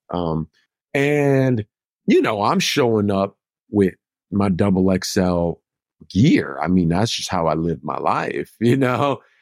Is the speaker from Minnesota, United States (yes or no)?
yes; Minnesota, United States; moved away; I'm from Minnesota